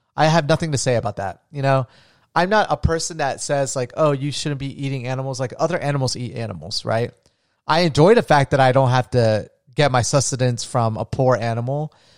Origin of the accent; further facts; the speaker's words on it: Florida, United States; I'm from Florida